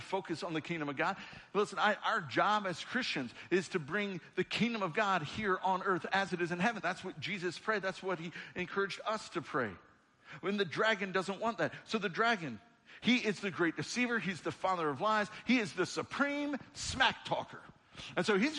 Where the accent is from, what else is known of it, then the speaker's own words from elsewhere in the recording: United States; I was born as an American citizen at the time that I was born to this country